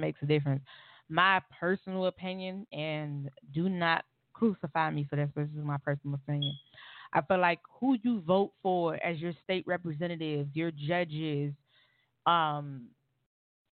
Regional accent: Miami, Florida, United States; I'm from Miami, Florida

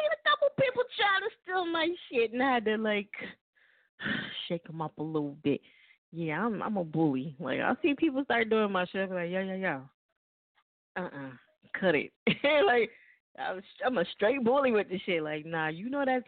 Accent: New Jersey, United States; moved away; also born or lived in Lancaster, California / Palmdale, California / Los Angeles / Little Rock; I'm originally from Jersey

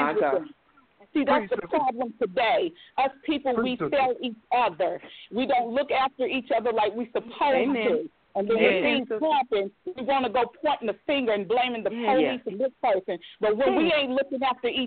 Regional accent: Beckley, West Virginia, United States; moved away; my hometown, Beckley, West Virginia

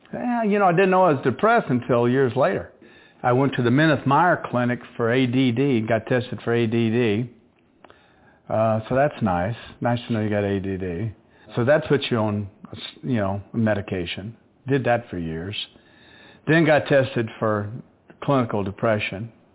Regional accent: the South, United States; moved away as an adult; I'm from the South. My way of of being raised is totally different from the big city life. I'm country

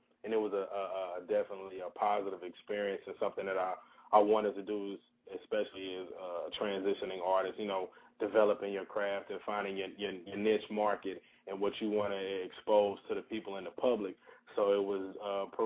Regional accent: St. Louis, Missouri, United States; moved away as an adult; also born or lived in Alabama / Georgia; now in Atlanta, United States; I'm originally from St. Louis, Missouri.

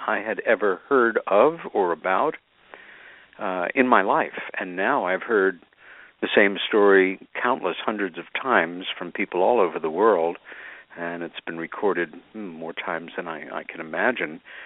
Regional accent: Long Island, New York, United States; as a kid with my sister Helen growing up on Long Island

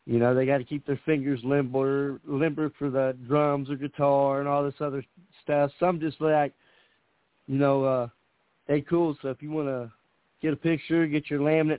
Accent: Indianapolis, Indiana, United States; I'm from Indianapolis, Indiana

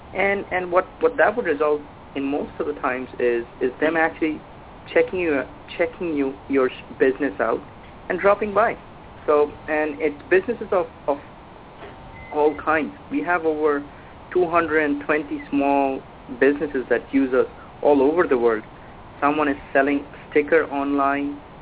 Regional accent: India; moved away as an adult; now in Halifax, Canada; I'm originally from India, came to Canada

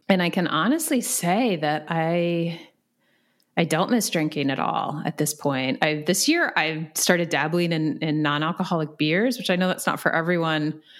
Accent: Virginia, United States; moved away; I'm from Virginia

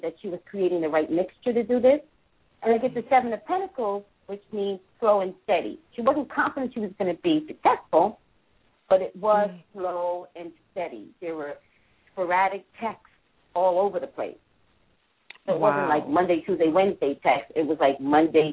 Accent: New York, United States; I'm from New York

